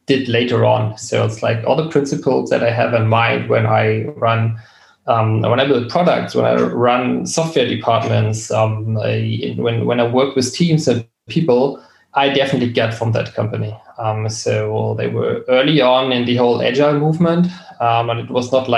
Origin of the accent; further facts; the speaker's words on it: Berlin, Germany; I was born and raised in Berlin